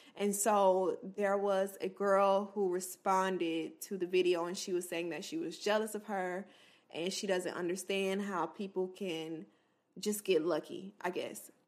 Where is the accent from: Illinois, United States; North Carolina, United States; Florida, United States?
Florida, United States; an H B C U in Florida, my home state